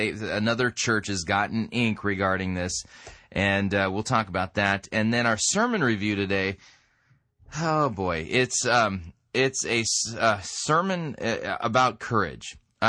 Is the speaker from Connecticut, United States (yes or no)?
no; California, United States; But the other thing is that as a Southern Californian, I grew up in Southern California my entire life